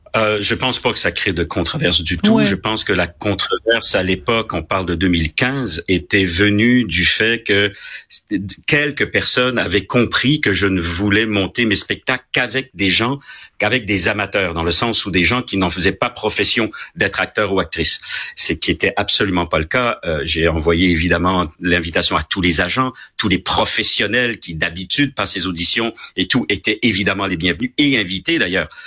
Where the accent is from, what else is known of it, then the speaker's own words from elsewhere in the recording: Quebec, Canada; also born or lived in France / Paris, France; je suis un Québécois. Euh, j'ai été tricoté au Québec. J'ai été, je suis né en France, de parents français